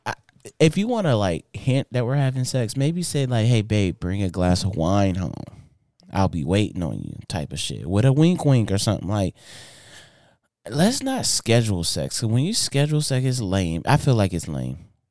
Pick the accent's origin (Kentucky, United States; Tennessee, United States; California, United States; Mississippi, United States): California, United States; Inglewood; I grew up in Inglewood, California.